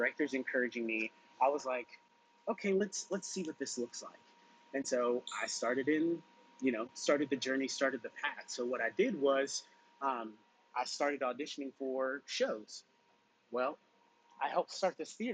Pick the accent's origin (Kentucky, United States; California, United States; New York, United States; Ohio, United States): Kentucky, United States; Louisville; Louisville, Kentucky, my hometown